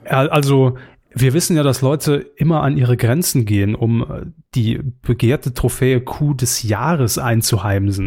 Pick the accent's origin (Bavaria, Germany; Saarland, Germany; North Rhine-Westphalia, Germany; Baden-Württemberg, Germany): Saarland, Germany; wir als Saarländer relativ nah an Frankreich dran sind